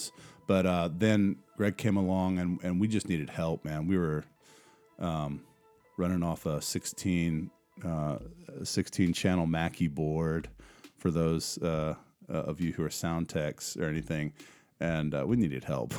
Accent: Columbia, South Carolina, United States; moved away as an adult; now in Germany; I'm from Columbia. Well, from Columbia, lived there the longest out of my life

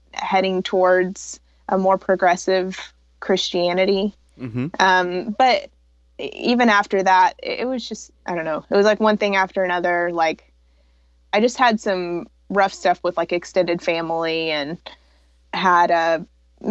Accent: the Bible Belt, United States; I was raised fundamentalist Baptist in the Bible Belt

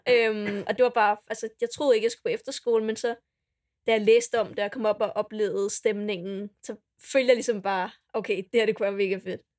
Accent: Dragør, Capital Region of Denmark, Denmark; kommer jeg fra Dragør

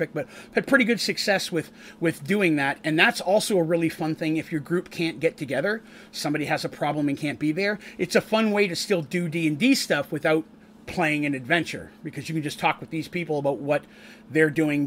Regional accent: Canada; now in United States; where I grew up in Canada, there are a lot of Scots

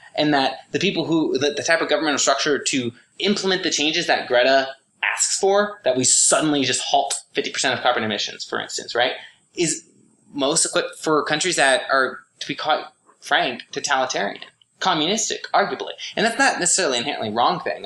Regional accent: Oregon, United States; I'm from Oregon

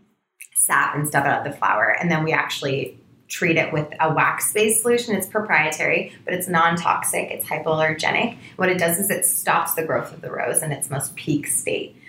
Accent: Canada; also born or lived in Vancouver; I was living in Vancouver, I'm Canadian

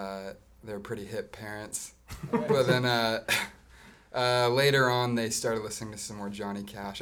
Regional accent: Orange County, California, United States; Well, I grew up here in Orange County.

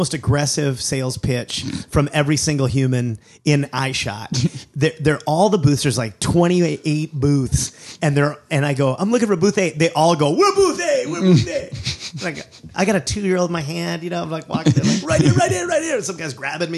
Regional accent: United States; I'm American, and I live in a less homophobic society

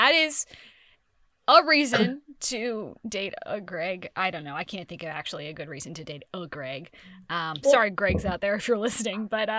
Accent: San Francisco, California, United States; It's also set in San Francisco, which is my hometown.

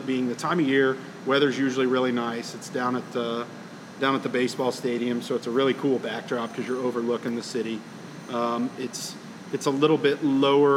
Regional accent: Tulsa, Oklahoma, United States; I was born and raised here in Tulsa

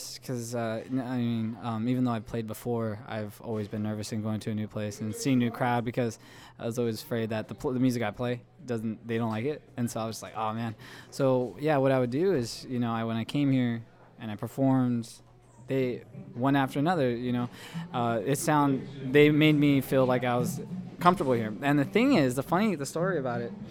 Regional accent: Stockton, California, United States; I was born and raised in Stockton

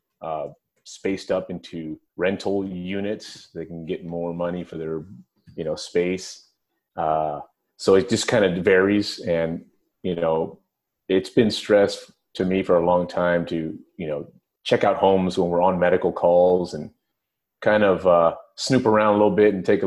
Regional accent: San Francisco, California, United States; working at the firehouse, which was about 6 or 7 blocks from my home when I grew up in San Francisco

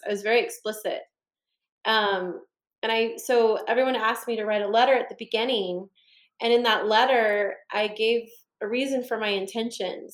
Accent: Northern California, United States; I'm from Northern California

